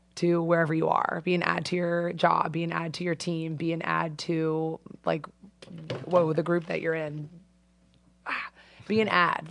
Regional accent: Avon, Connecticut, United States; moved away as an adult; also born or lived in Bay Area, California; I'm from Avon.

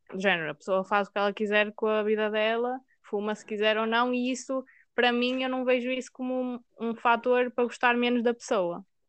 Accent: Maia, Norte, Portugal; eu sou da Maia

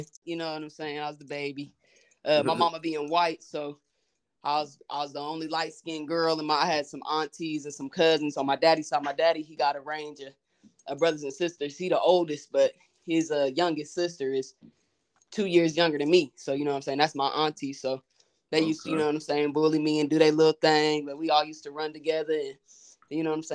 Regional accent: Wichita, Kansas, United States; I'm from Wichita, Kansas, you know. Born and raised

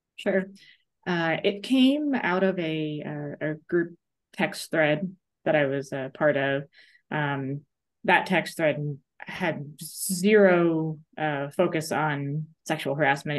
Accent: New York, United States; now in Missouri, United States; I grew up in New York

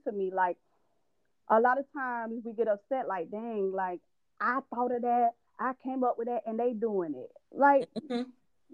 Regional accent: Tallahassee, Florida, United States; I am from Tallahassee. I love, you know, I'm not born there, but that's home

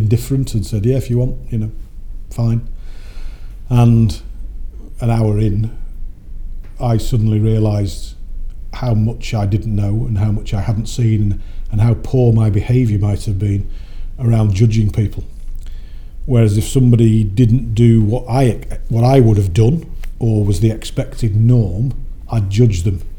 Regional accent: Warrington, North West England, United Kingdom; I grew up in Warrington between the Manchester Ship Canal and the Bridgewater Canal

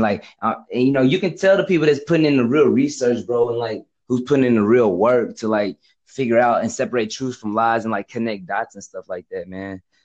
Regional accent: Texas, United States; I'm from America. I'm from like Texas

